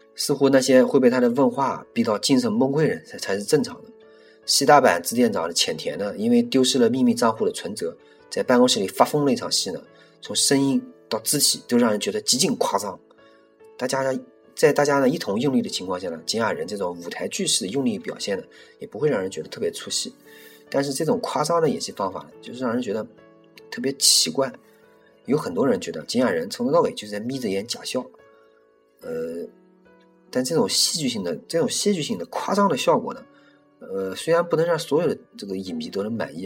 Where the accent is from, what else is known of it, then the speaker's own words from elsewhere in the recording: China; 大陆我们中国人